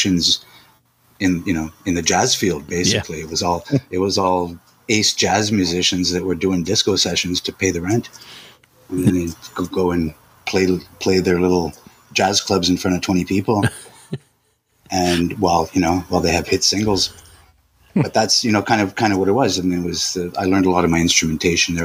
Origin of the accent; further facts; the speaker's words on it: Montreal, Quebec, Canada; we grew up in Montreal